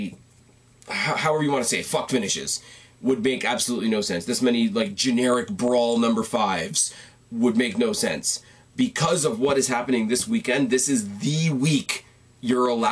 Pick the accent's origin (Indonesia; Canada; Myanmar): Canada; I am the Canadian